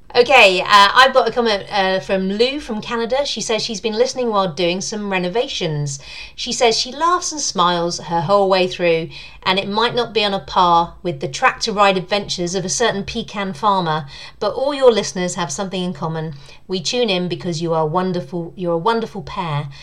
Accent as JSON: {"language": "English", "town": "Southend-on-Sea", "region": "East of England", "country": "United Kingdom", "tie": "born or raised there", "moved": "yes", "said": "I grew up uh, in near Southend in um, Essex"}